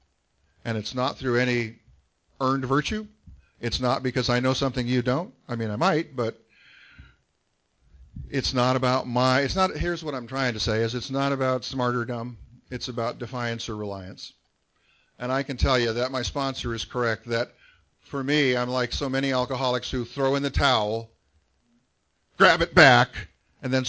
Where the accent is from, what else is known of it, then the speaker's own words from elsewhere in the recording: San Gabriel Valley, California, United States; I grew up in the San Gabriel Valley